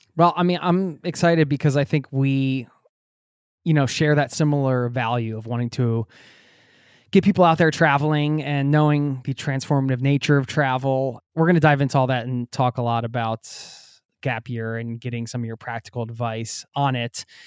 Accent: outside of Philadelphia, Pennsylvania, United States; I grew up outside of Philadelphia

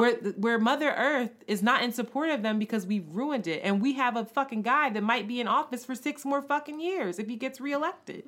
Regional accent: Philadelphia, Pennsylvania, United States; I participated in Freedom School growing up in Philadelphia

